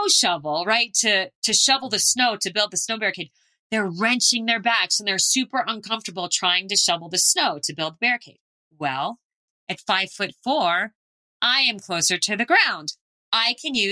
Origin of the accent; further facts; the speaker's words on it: Phoenix, Arizona, United States; I grew up in Phoenix